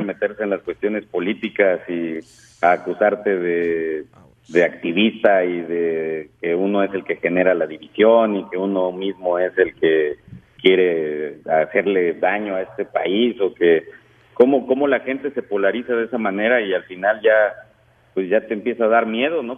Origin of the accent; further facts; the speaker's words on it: Mexico; now in San Antonio, United States; como mexicanos, como migrantes